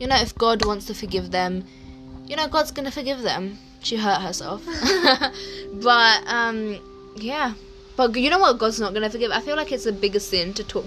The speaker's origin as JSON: {"language": "English", "region": "England", "country": "United Kingdom", "tie": "born or raised there", "said": "I grew up in England, that we all did"}